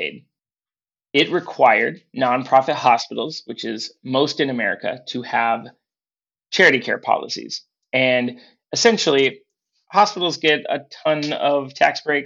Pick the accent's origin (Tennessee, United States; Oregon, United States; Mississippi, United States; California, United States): Oregon, United States; Portland; I grew up in Portland, Oregon